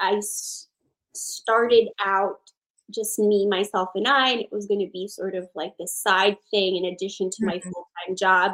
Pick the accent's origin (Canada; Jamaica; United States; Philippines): Philippines; moved away; I am Filipina, born in the Philippines.